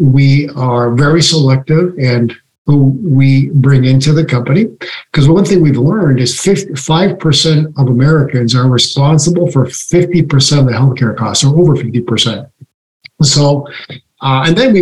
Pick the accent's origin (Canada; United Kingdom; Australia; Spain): Canada; now in United States; I was born in Canada and I live in the US.